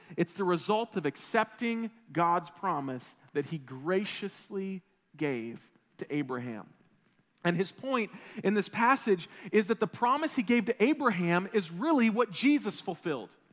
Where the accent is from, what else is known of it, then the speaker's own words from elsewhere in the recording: Wisconsin, United States; I grew up in Wisconsin